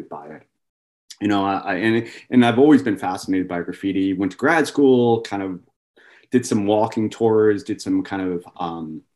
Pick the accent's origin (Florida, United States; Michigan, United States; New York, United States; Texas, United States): New York, United States; New York City; I was born and raised in Queens, New York